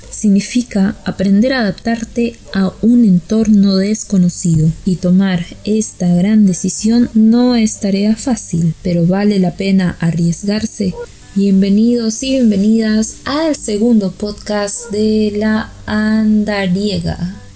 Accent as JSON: {"language": "Spanish", "country": "Peru", "said": "Para los que no sepan, yo soy peruana."}